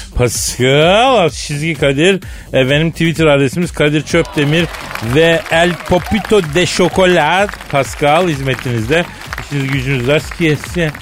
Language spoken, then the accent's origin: Turkish; Istanbul, Turkey; Bir İstanbullu olarak